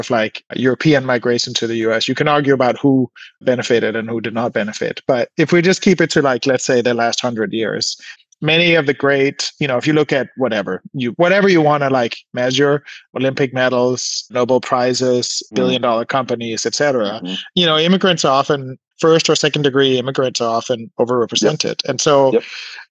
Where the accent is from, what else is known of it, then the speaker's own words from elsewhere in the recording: Denmark; now in California, United States; I was born in Denmark and I felt more at home in California after I sort of, by chance, sort of ended up moving here.